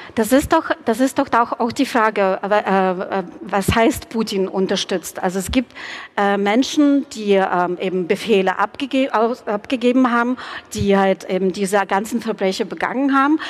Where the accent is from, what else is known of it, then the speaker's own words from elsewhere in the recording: Kyiv, Ukraine; German is a second language; now in Dresden, Germany; ich bin in der Hauptstadt ähm, der ukrainischen Sowjetrepublik, damals sozialistischen Sowjetrepublik, äh, geboren und aufgewachsen